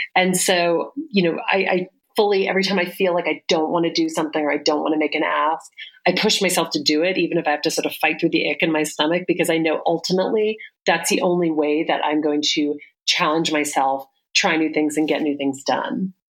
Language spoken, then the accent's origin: English; the South, United States; I grew up in the South